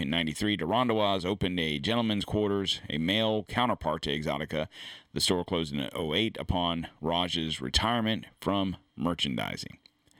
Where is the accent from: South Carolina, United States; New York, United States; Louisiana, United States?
South Carolina, United States; Bamberg; So she has come out and said that Bamberg, where I grew up in Bamberg, was a very racist town.